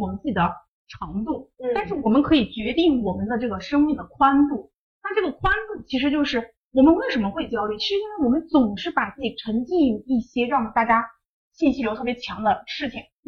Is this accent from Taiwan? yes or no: no; North China, China; 就像以前可能我家里面人嘛，就觉得因为我们是北方人，所以就是啊，我觉得女孩子你就应该去多做些家务啊。